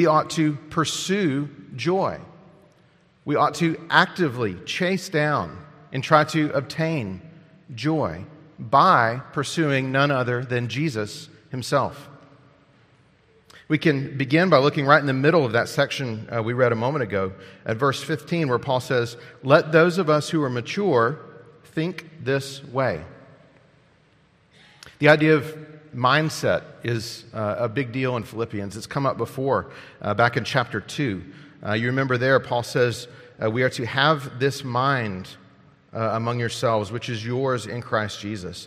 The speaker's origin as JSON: {"language": "English", "country": "United States", "said": "As Americans"}